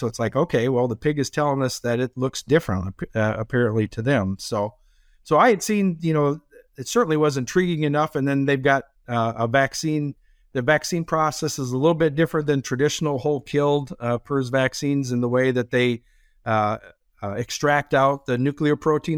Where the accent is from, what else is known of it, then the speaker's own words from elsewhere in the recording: Minnesota, United States; moved away as an adult; now in Iowa, United States; born and raised in Minnesota